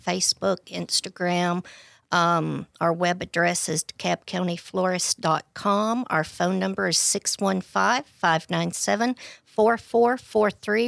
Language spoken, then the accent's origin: English; DeKalb County, Tennessee, United States; I was born and raised in DeKalb County